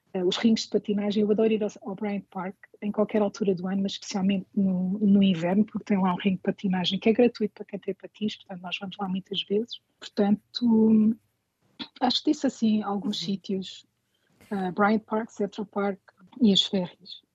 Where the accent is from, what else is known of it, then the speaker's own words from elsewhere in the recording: Lisbon, Portugal; moved away as an adult; now in New York, United States; eu sou de Lisboa